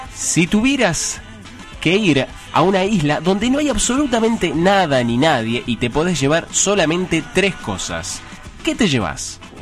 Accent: Hurlingham, Buenos Aires Province, Argentina; yo soy de Burlingame, estoy ahí pegadito

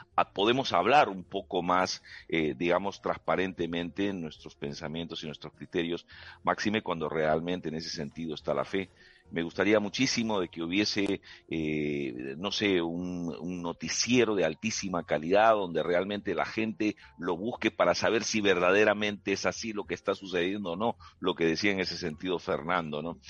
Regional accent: Peru; moved away as an adult; now in Spain; yo soy peruano, eh, digamos, de origen, aunque mi, ciudadanía de adopción es española

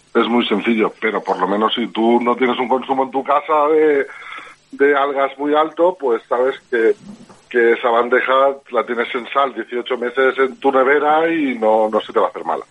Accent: Alzira, Valencian Community, Spain; yo soy de Alcira, yo y mi hermano somos de Alcira

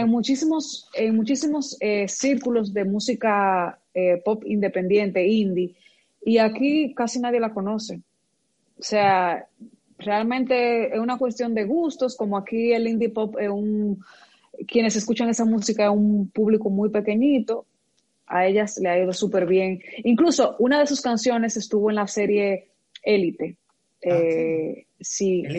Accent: Moca, Espaillat, Dominican Republic; yo soy de Moca

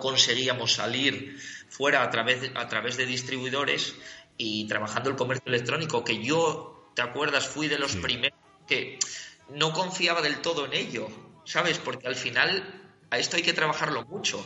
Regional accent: Gijón, Asturias, Spain; Soy un chaval de Gijón

